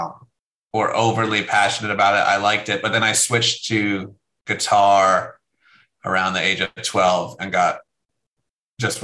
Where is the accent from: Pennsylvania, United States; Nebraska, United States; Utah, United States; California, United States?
Pennsylvania, United States; Williamsport; moved away as an adult; also born or lived in New Jersey / Berkeley / Brooklyn, New York; now in Oceanside, United States; I grew up in central Pennsylvania. Williamsport is the name of the little town